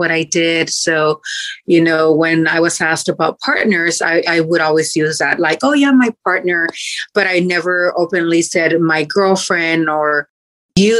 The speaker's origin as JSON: {"language": "English", "country": "Mexico", "tie": "born or raised there", "moved": "yes", "lives_now": "Fort Worth, United States", "said": "I was born and raised in Mexico"}